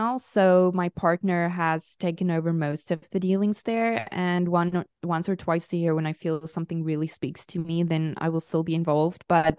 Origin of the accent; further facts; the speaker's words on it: South Africa; moved away; Yes, I am South African